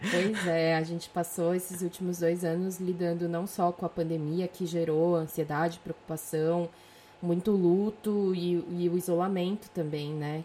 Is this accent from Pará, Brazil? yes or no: no; São Paulo, Brazil; moved away as an adult; now in Europe; tinha 24 anos quando eu saí de São Paulo